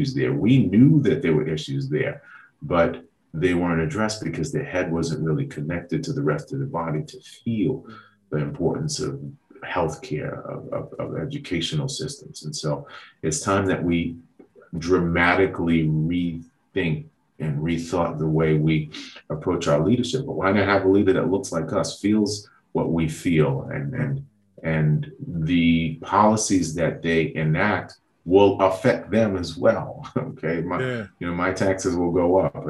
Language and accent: English; New York City, New York, United States; I grew up in Southeast Queens and in Jamaica.